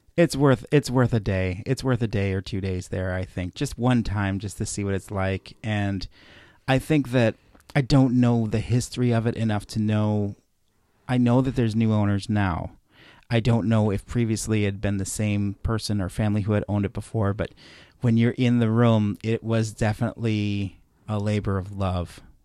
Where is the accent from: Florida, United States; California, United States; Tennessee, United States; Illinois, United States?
Illinois, United States; Chicago; Growing up in Chicago